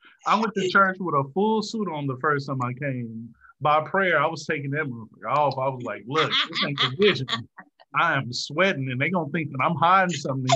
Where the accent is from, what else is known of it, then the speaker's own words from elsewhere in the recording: Midwest, United States; now in Houston, United States; I am from the Midwest. And it was kind of a culture shock moving to the South.